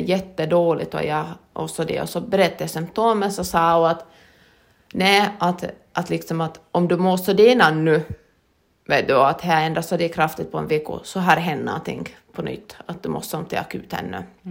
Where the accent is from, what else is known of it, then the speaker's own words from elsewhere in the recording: Lappfors, Ostrobothnia, Finland; jag är född i Lafosby